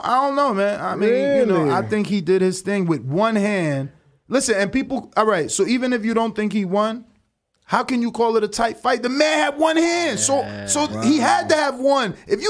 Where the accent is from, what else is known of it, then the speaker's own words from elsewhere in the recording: Florida, United States; And what is that, man? I'm from Florida, man.